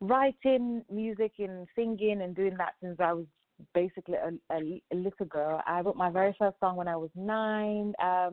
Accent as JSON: {"language": "English", "region": "Lagos", "country": "Nigeria", "also_born_or_lived": "Ogun State", "said": "So I'm from Ogun State. It's but my parents live, and I was born in Lagos."}